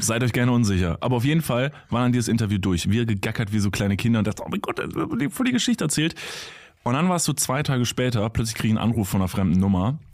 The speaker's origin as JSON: {"language": "German", "town": "Kevelaer", "region": "North Rhine-Westphalia", "country": "Germany", "moved": "yes", "lives_now": "Cologne, Germany", "said": "aus Kevela heißt das, ist so ein mhm. Wallfahrtsort an der holländischen Grenze"}